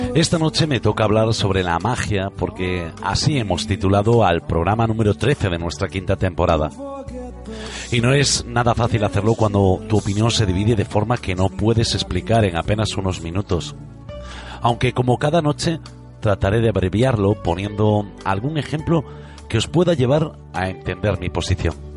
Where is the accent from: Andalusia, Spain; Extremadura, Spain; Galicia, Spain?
Galicia, Spain; Soy gallego